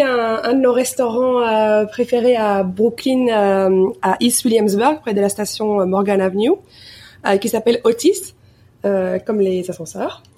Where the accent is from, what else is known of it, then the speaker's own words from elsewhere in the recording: Belgium; moved away as an adult; now in New York, United States; en tant que Belge